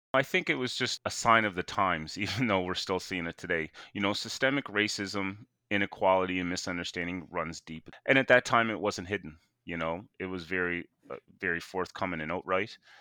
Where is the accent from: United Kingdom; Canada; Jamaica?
Canada; Sydney, Nova Scotia; I was born and raised in Whitney Pier